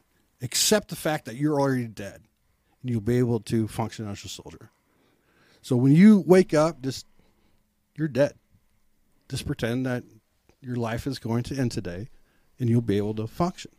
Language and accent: English; Iowa, United States; moved away as an adult; now in Kansas City, United States; growing up on an Iowa farm boy